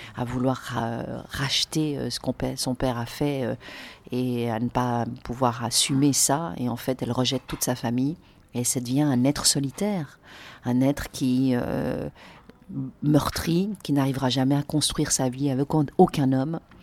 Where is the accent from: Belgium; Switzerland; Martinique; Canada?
Switzerland; Lausanne, Vaud; moved away as an adult; now in Paris, France; En Suisse, au bord du lac Léman, à Lausanne.